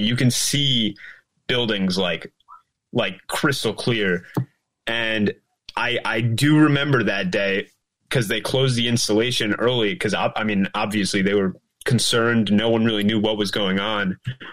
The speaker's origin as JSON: {"language": "English", "region": "New Jersey", "country": "United States", "said": "I'm actually from New Jersey"}